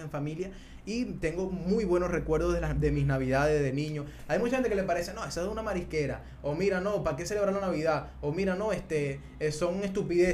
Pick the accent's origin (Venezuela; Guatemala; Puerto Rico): Venezuela; nosotros somos venezolanos